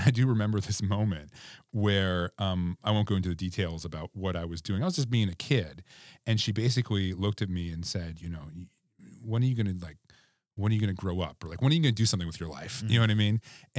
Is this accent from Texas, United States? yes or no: no; Cordova, Alaska, United States; like I'd never been to Unalaska Dutch Harbor. I'd never been to Kotzebue, you know, growing up in Cordova.